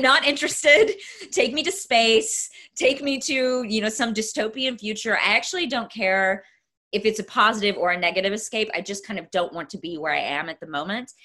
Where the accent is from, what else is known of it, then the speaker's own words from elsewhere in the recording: East Texas, United States; moved away; I'm from East Texas